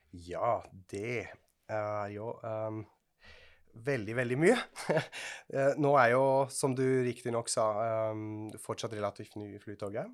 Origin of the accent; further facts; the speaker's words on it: Switzerland; now in Norway; Jeg er fra Sveits.